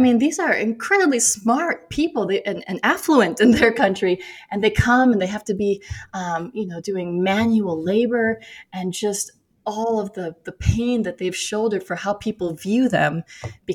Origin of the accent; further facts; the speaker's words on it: Minnesota, United States; I grew up in Minnesota